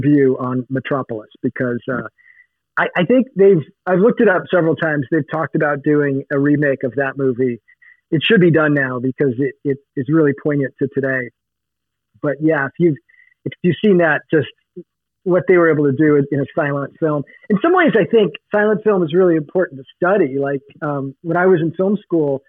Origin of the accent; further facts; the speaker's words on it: Oregon, United States; moved away; also born or lived in Los Angeles, California; I grew up partly in the Oregon woods